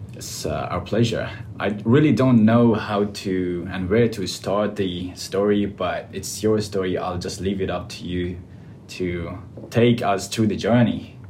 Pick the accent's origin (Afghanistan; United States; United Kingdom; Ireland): Afghanistan; English is a second language; moved away as an adult; now in Australia; I came from Afghanistan and uh, I came almost two years ago